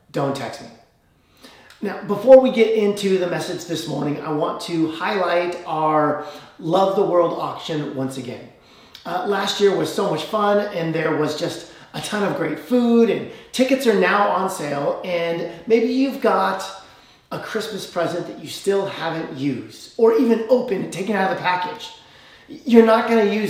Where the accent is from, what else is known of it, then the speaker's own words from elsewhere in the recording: Illinois, United States; now in Fresno, United States; I grew up in Illinois, where everyone around me was a Bears fan